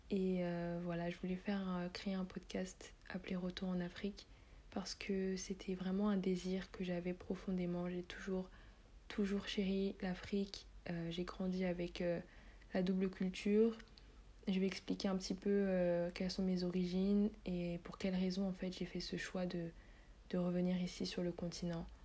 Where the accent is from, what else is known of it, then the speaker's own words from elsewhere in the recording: Central African Republic; à chaque fois que tu demandes à un Centrafricain d'où tu viens et que tu réponds donc je viens de la Centrafrique